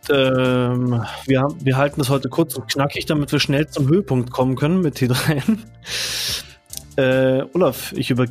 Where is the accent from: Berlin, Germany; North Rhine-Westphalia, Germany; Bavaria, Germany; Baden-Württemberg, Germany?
Bavaria, Germany; Munich; Ich {S0} bin hier als Münchner ein bisschen der Underdog heute.